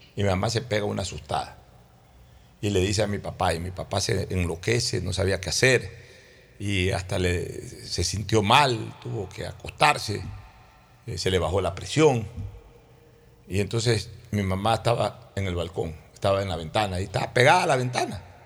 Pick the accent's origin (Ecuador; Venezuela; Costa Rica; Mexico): Ecuador; Guayaquil, Guayas; born or raised there